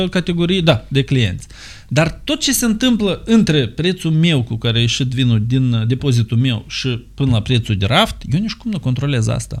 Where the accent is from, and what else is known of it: Moldova